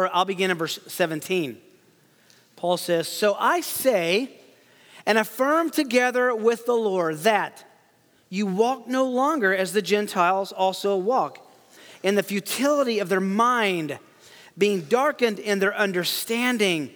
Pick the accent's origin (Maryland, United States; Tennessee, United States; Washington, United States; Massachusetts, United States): Tennessee, United States; I am from Tennessee, so English is technically my second language.